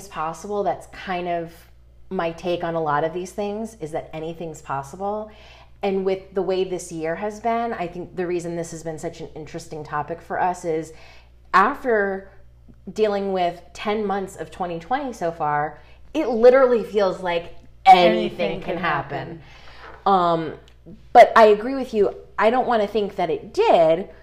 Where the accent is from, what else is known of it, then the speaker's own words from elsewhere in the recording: Connecticut, United States; I'm from Connecticut, and I worked just a few miles from Sandy Hook